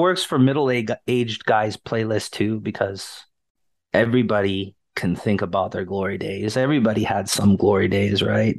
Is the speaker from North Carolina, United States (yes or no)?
no; Portland, Oregon, United States; I'm from Portland. We go to the Hillsboro Hops games sometimes